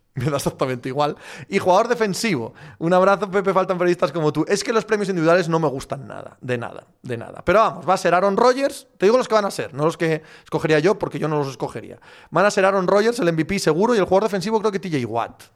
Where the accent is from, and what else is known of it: Cangas de Narcea, Asturias, Spain